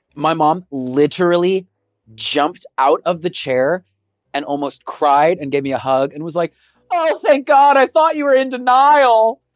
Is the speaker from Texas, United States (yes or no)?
yes; Texas, United States; now in Seattle, United States; growing up in Texas